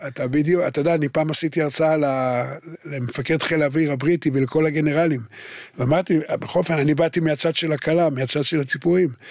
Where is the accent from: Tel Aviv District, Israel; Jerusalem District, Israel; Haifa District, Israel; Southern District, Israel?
Haifa District, Israel; Haifa; אני נולדתי בחיפה